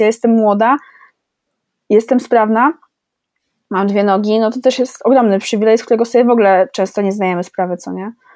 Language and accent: Polish; Poland; jestem urodzona w Polsce